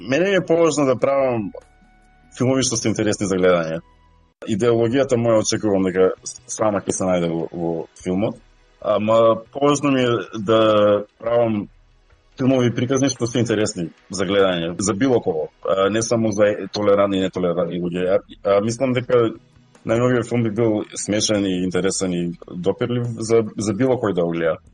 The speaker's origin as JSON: {"language": "Macedonian", "country": "North Macedonia", "tie": "born or raised there", "first_language": "Macedonian", "moved": "yes", "lives_now": "Australia", "said": "Очигледно сум роден таму. Кога зборувам македонски, зборувам без акцент."}